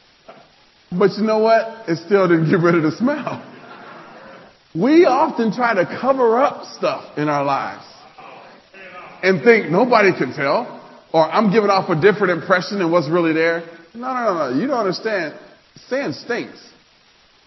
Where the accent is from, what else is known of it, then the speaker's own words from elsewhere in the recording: Nebraska, United States; I'm from Nebraska.